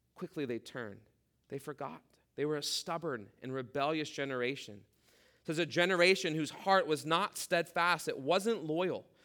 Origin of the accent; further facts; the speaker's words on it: Midwest, United States; growing up in the Midwest, th-, those were our options where we lived.